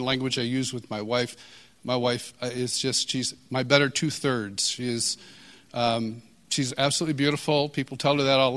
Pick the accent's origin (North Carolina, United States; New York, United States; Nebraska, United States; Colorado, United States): New York, United States; Marion; also born or lived in Kansas City; now in Franklin, United States; I'm from Rochester, New York, originally. Actually, originally 30 miles east of Rochester, in a small town called Marion.